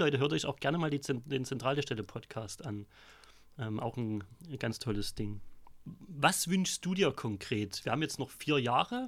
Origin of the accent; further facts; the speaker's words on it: Vogtland, Saxony, Germany; moved away as an adult; also born or lived in Weimar; now in Chemnitz, Germany; komme aber aus dem Vogtland, mein Dialekt lässt sich nicht verschleiern.